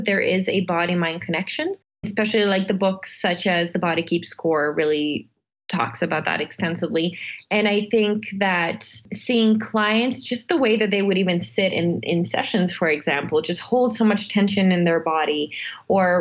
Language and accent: English; Serbia; moved away; Since I grew up in Serbia, I was born in Serbia. I lived through about two wars by the age of nine.